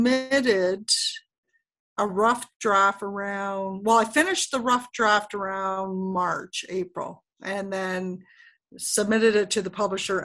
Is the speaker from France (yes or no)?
no; Canada; I am Canadian